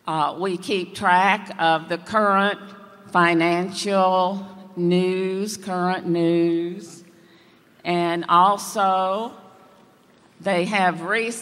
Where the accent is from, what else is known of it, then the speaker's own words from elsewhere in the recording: Apopka, Florida, United States; from Apopka, Florida.